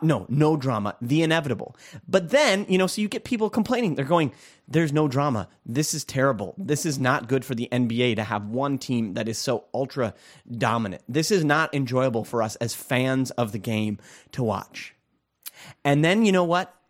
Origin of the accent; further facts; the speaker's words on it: Minnesota, United States; growing up in Minnesota